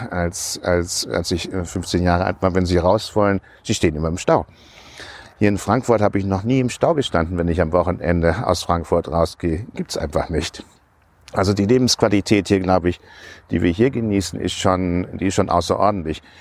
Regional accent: Hong Kong; now in Germany; Wir sind in Hongkong aufgewachsen, deswegen habe ich schon, schon seit langer Zeit einen Bezug zu der englischen Grundkolonie Hongkong, britische Kultur, das hat mich schon immer fasziniert. Und für mich war es einfach ein Wunsch, wieder nach Deutschland zurückzukommen.

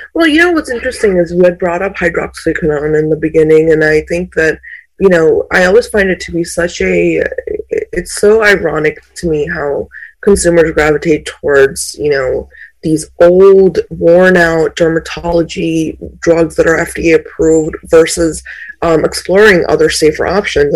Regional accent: India; was born in India

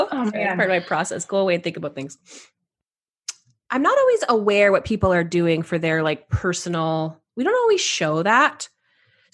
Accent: Canada; I'm Canadian

